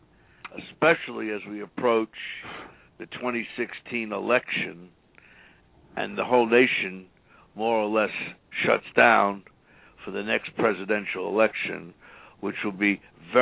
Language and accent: English; New York City, New York, United States; moved away as an adult; now in Houston, United States; I was born and raised in New York City and went to New York University with Don Mazzella